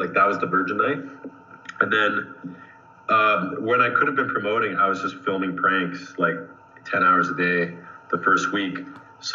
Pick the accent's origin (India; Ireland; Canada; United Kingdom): Canada; Hamilton, Ontario; since I'm from Hamilton